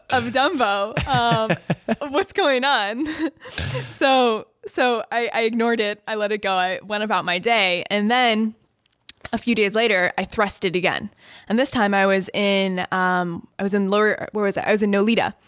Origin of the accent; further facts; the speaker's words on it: Chicago, Illinois, United States; also born or lived in Ohio; I'm from Chicago. Grew up in the suburbs. lived there until I went to college in Ohio